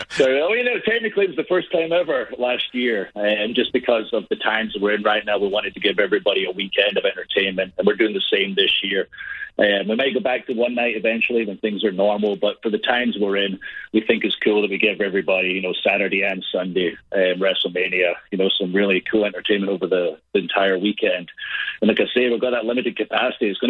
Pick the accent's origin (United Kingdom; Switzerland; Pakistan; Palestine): United Kingdom; Scotland; moved away as an adult; now in United States; I'm from Scotland, a country of five million people